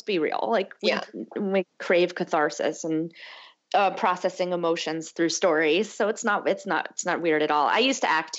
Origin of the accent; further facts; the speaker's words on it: Northeast, United States; I hate cold weather, but I grew up in the Northeast, so I'm just like used to it.